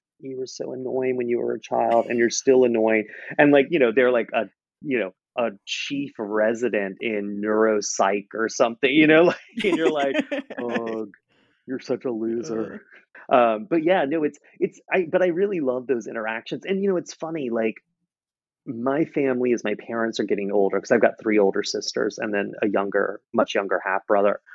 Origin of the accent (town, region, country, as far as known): Charleston, South Carolina, United States; born or raised there